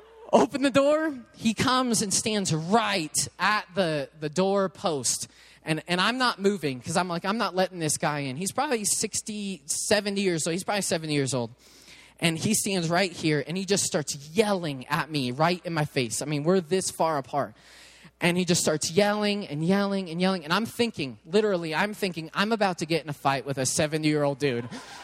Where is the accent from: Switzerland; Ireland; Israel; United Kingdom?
United Kingdom; England; obviously, I'm English, they're Italian. I know I can't speak their language.